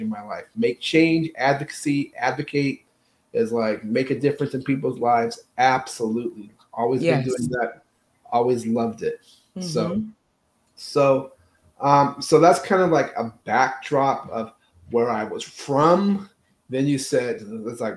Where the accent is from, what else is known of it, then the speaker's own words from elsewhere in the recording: Phoenix, Arizona, United States; moved away; also born or lived in California / Philippines; I was born in California, raised in Phoenix, Arizona